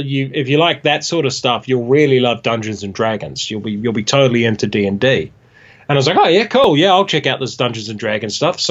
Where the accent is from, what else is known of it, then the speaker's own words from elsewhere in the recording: Hamilton, Waikato, New Zealand; also born or lived in New York, United States; I was born in Hamilton, in the Waikato